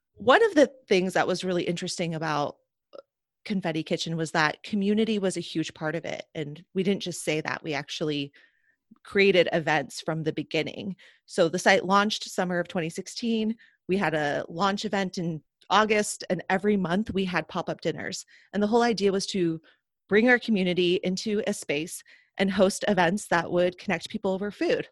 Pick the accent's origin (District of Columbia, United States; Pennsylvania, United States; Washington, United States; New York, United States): Washington, United States; Seattle; I grew up in Seattle